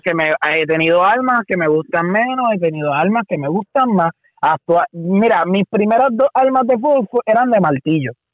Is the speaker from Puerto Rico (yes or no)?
yes; Puerto Rico; soy el único boricua